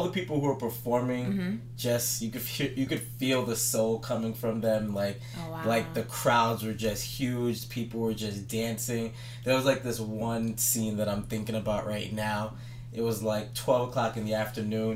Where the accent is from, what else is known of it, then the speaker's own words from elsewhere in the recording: East Coast, United States; I'm from the East Coast